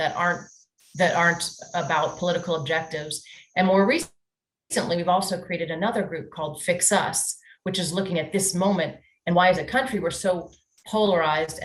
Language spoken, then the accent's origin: English; Washington, District of Columbia, United States; I'm actually a third generation native Washingtonian